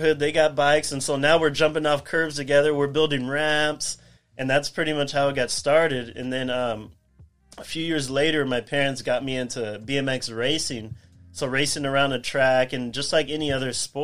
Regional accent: Whittier, California, United States; also born or lived in Pomona, California; I was born in Pomona, and my whole life I grew up in Whittier.

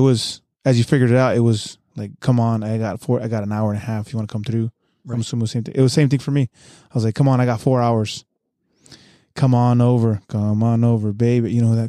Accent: San Diego, California, United States; The way I grew up in San Diego, I'm sure you grew up the same way.

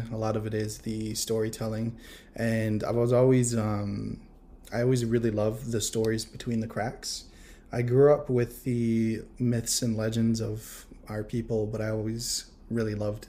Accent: Akwesasne, New York, United States; I am of the Akwesasne Mohawk Nation. I was raised in Akwesasne, and I'm a big ol' nerdy artist, big ol' native nerd over here.

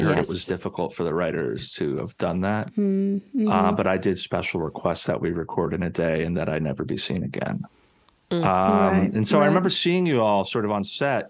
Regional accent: New Mexico, United States; Growing up, I grew up in New Mexico.

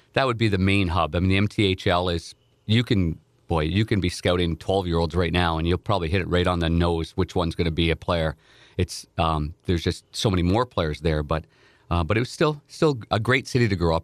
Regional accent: Nepean, Ontario, Canada; I grew up in Nepean, Ontario, which is outside of Ottawa, the nation's capital

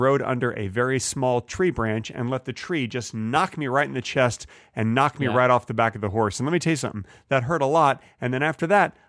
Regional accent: Texas, United States; I'm originally from Texas.

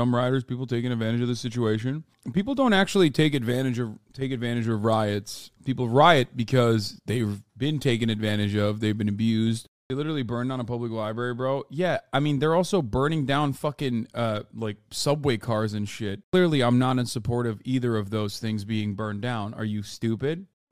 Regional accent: United States; I'm simply an American

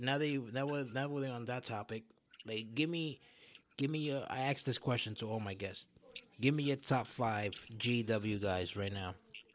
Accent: Brooklyn, New York, United States; I'm a Brooklyn guy. I'm a guy from Brooklyn who grew up fighting like you did

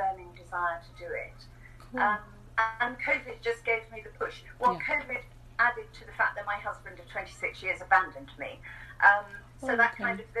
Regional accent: England, United Kingdom; moved away as an adult; now in New Zealand; I'm English, so I'm an immigrant to New Zealand. I immigrated here 10 years ago. Okay. So I grew up in England

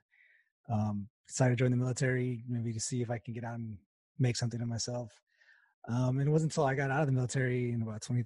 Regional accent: El Paso, Texas, United States; I grew up in West Texas. I'm from El Paso originally.

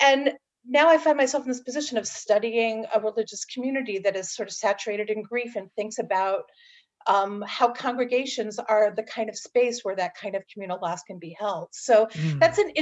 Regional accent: Long Island, New York, United States; now in San Francisco, United States; I grew up in New York on Long Island

